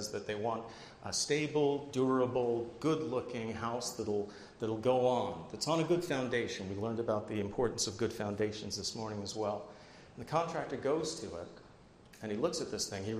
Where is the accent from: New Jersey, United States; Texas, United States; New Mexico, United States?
New Jersey, United States; I'm from New Jersey too